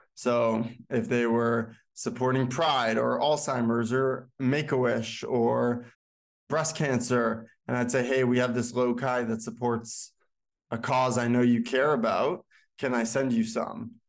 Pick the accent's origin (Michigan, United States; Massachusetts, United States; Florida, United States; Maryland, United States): Massachusetts, United States; Boston; moved away as an adult; now in New York, United States; Originally from Bro-, Boston, Chestnut Hill, to be exact